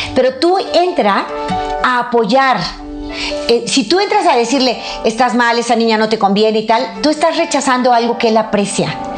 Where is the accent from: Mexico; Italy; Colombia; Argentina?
Mexico; soy de México